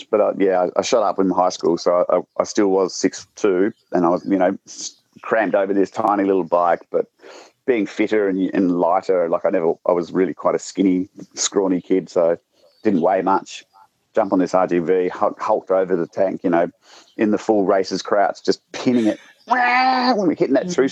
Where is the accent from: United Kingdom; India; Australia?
Australia; South Australia; moved away; I moved from South Australia to Victoria, which is kind of like changing countries in Australia.